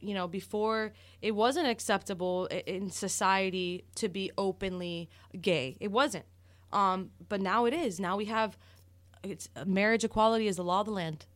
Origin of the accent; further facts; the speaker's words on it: Miami, Florida, United States; I am a born and raised in Miami, uh, daughter of Cuban exiles